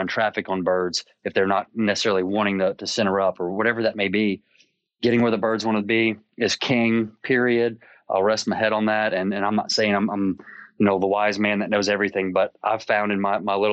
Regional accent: South Louisiana, United States; growing up in South Louisiana

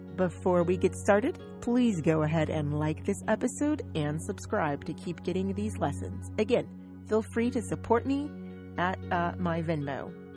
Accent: United States; I am an American. I'm from the United States, in fact.

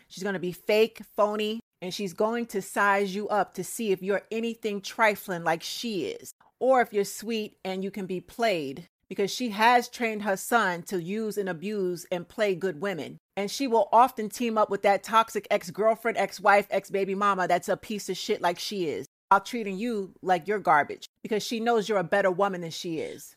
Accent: Trenton, New Jersey, United States; now in New York, United States; I was born in Trent, New Jersey

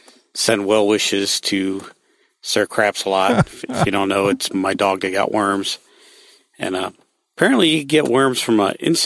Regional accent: Ohio, United States; moved away; I'm from Ohio

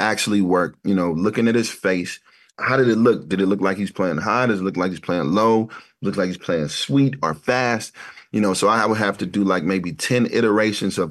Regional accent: Ferguson, Missouri, United States; growing up in Ferguson, which is a beautiful place to grow up

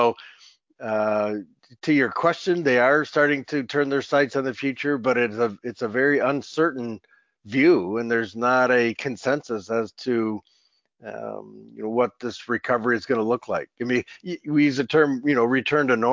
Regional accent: Michigan, United States; my home state of Michigan

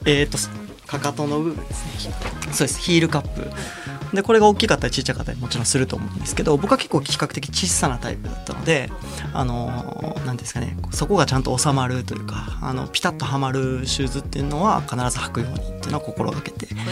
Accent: Kansai, Japan; 僕関西出身なのでそれこそやっぱ関東の人間じゃないから

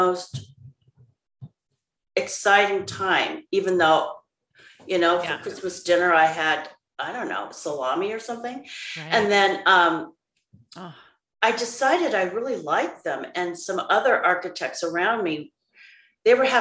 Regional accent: Seattle, Washington, United States; moved away as an adult; also born or lived in Boston; I was born here in Seattle

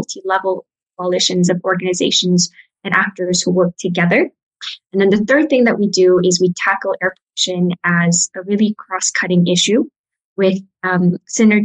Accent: Mongolia; moved away; also born or lived in United States; I'm from Mongolia, but I grew up in the States and Mongolia.

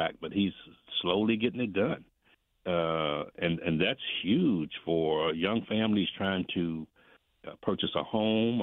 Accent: Indianapolis, Indiana, United States; I grew up in Brightwood

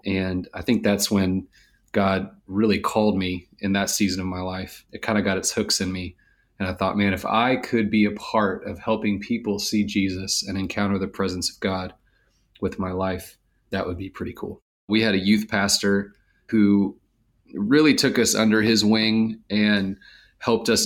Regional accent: Marietta, Georgia, United States; I grew up here in Atlanta, Georgia, a suburb of Atlanta called Marietta

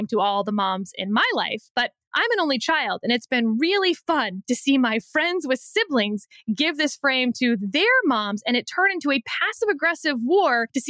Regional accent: Texas, United States; I'm from Texas

